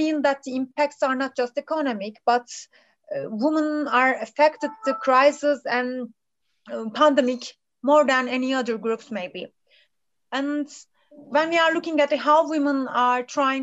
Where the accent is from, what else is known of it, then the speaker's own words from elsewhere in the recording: Turkey; also born or lived in Lund, Sweden; from Turkey.